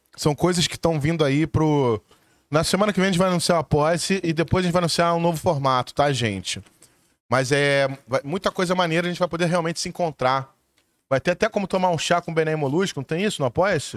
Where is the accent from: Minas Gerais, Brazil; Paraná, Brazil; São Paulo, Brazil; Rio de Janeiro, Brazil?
Rio de Janeiro, Brazil; eu sou nascido e criado na Zona Sul, no Leme